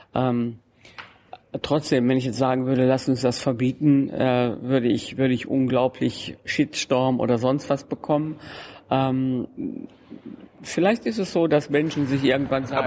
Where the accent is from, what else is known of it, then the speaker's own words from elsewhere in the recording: Germany; ich komme ja aus dem Grenzbereich zwischen Deutschland und den Niederlanden.